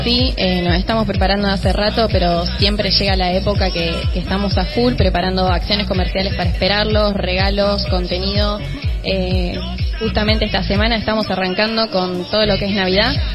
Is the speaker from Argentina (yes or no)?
yes; Pergamino, Buenos Aires Province, Argentina; moved away; yo soy de Pergamino